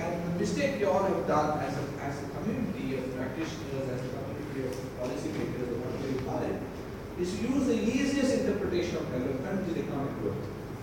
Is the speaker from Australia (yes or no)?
no; India; I'm an Indian